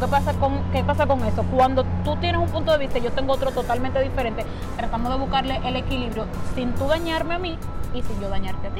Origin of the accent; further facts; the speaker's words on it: Dominican Republic; nosotros los dominicanos